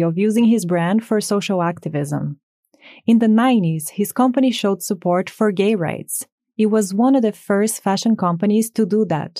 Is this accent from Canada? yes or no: no; Brazil; moved away as an adult; When I was 18, I was scouted in my home country, Brazil